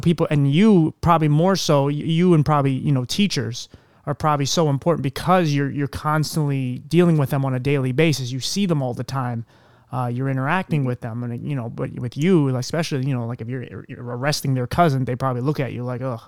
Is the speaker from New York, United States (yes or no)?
no; Philadelphia, Pennsylvania, United States; moved away; originally I'm from Philadelphia